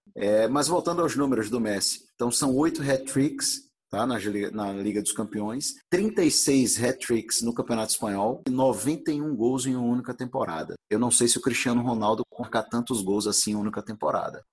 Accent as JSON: {"language": "Portuguese", "country": "Brazil", "said": "que sou brasileiro"}